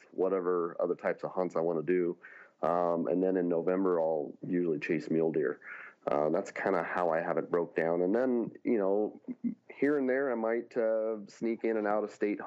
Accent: Northern California, United States; moved away as an adult; now in Montana, United States; I grew up in California, Northern California, hunting blacktail

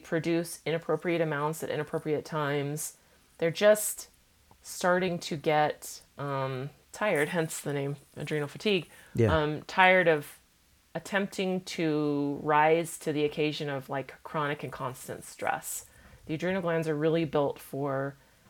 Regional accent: Olympia, Washington, United States; now in Salt Lake City, United States; I started seeing our family naturopath where I grew up in Olympia, Washington

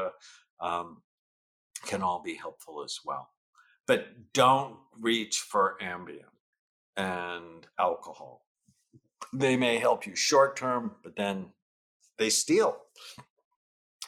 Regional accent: San Fernando Valley, California, United States; I grew up in the San Fernando Valley in the late 1960s

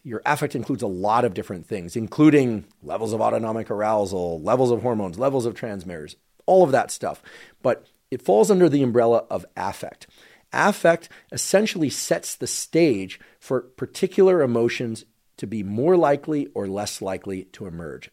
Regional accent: Bay Area, California, United States; I grew up in the Bay Area

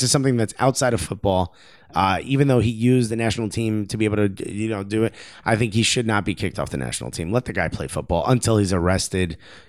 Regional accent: Newark, New Jersey, United States; I want to preface everything by saying I grew up in Newark, New Jersey.

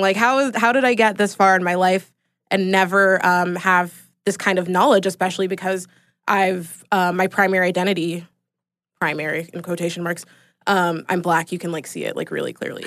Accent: Atlanta, Georgia, United States; Born and raised in Atlanta

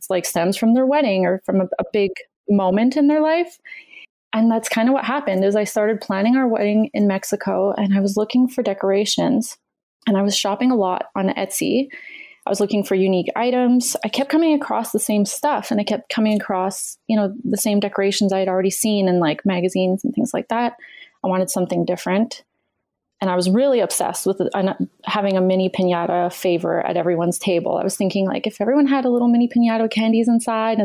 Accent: Canada; I'm Canadian and that's what we do.

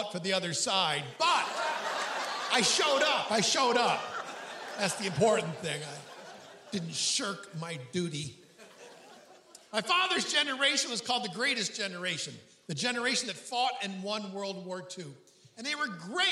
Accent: Hornell, New York, United States; My hometown is Hornell, New York.

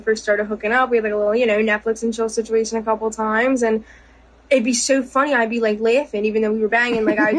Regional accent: Philadelphia, Pennsylvania, United States; I'm from Northeast Philadelphia, born and raised

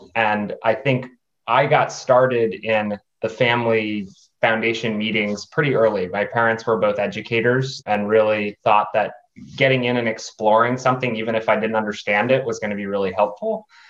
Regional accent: New Hampshire, United States; now in Washington D.C. area, United States; I am from New Hampshire originally. Currently live in just north of the Washington D.C. metro area

